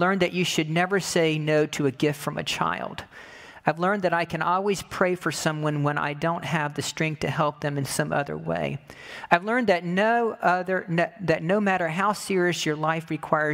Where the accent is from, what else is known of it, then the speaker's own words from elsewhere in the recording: United States; what I've learned about being American